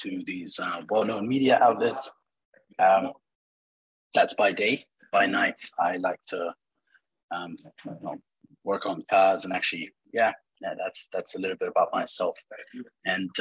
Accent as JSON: {"language": "English", "country": "New Zealand", "tie": "born or raised there", "moved": "yes", "lives_now": "Dubai, United Arab Emirates", "said": "I have been born in Dubai and I grew up in New Zealand"}